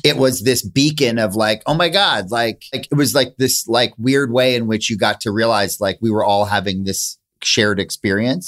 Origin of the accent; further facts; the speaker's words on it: Princeton, New Jersey, United States; I grew up in Princeton